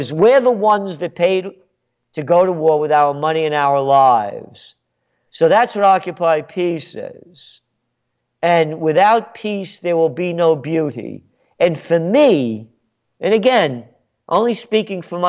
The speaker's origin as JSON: {"language": "English", "town": "New York City", "region": "New York", "country": "United States", "tie": "born or raised there", "moved": "yes", "lives_now": "Kingston, New York, United States", "said": "I'm a Napolitano born in the Bronx."}